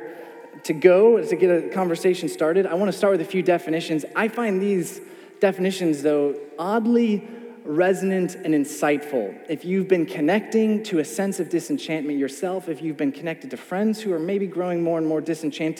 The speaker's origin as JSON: {"language": "English", "country": "United States", "said": "I'm from the States."}